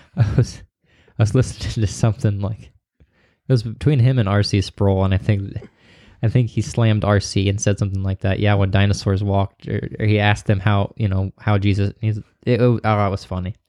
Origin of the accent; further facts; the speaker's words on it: Missouri, United States; I'm from Missouri